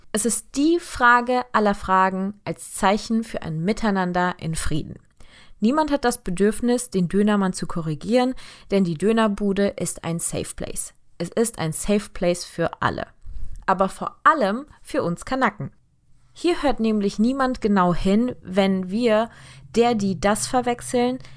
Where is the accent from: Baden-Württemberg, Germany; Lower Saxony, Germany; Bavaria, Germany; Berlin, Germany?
Baden-Württemberg, Germany; Heidelberg; born there; also born or lived in Turkey; now in Hamburg, Germany; Ich bin in Heidelberg geboren, komme also aus Heidelberg, lebe seit paar Jahren sehr glücklich in Hamburg.